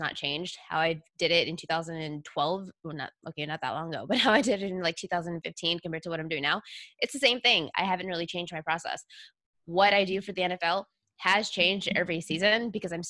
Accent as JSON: {"language": "English", "region": "Texas", "country": "United States", "tie": "born or raised there", "said": "born and raised in Texas"}